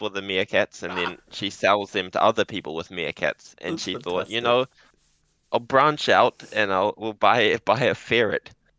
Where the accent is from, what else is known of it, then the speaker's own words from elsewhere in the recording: New Zealand; now in Japan; I'm from New Zealand.